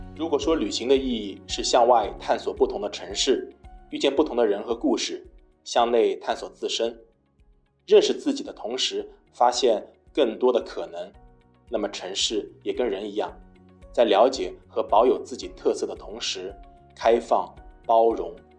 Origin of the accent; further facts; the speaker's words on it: Shanghai, China; 我是住在，从小一直住在那个上海的老城区，南市区